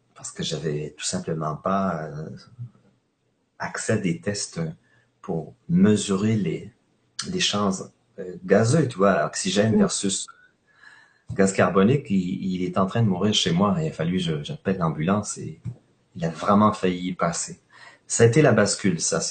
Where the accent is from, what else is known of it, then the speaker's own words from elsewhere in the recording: Quebec, Canada; chez nous au Québec